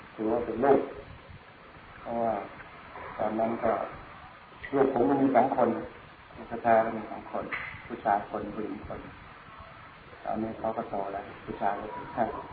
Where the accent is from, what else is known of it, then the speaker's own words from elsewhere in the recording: Sakon Nakhon, Thailand; moved away; also born or lived in Bangkok / Loei / India; เกิดที่จังหวัดสกลนครแล้วก็เข้าไปเรียนแพทย์ที่กรุงเทพ